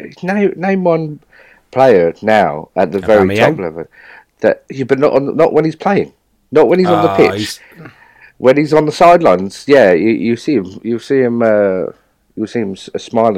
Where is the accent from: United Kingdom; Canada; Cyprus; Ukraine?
United Kingdom; London; moved away as an adult; now in Essex, United Kingdom; So I grew up in Bow in East London.